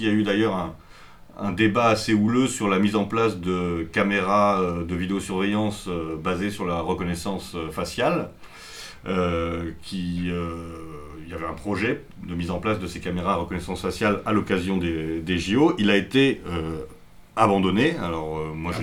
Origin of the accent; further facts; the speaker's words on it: Paris, Île-de-France, France; en tant que Parisien